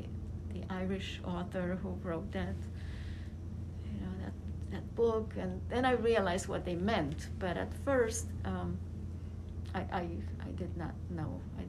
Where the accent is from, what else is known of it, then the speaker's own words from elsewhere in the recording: Romania; moved away; When people would hear that I came from Romania, when I was newly arrived